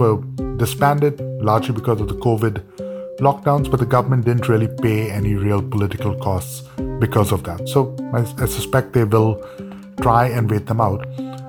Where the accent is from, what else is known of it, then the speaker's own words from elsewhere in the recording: India; I joke when I teach at Georgetown with my students that as an Indian